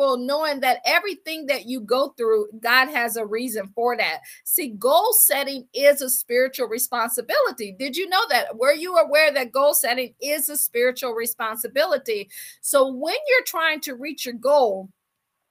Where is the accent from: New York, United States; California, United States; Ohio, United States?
Ohio, United States; Akron; moved away as an adult; also born or lived in Washington, District of Columbia, United States / Baltimore / Boston / Pittsburgh; I'm from Akron, Ohio